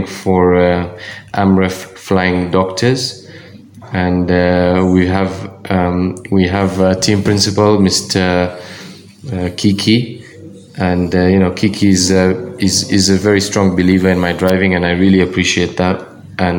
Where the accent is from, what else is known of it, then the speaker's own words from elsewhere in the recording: Kenya; I'm the only Kenyan